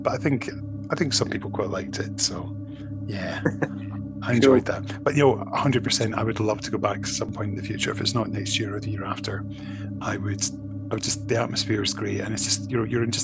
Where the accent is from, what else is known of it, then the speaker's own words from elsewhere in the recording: Scotland, United Kingdom; sort of being friendly Scottish person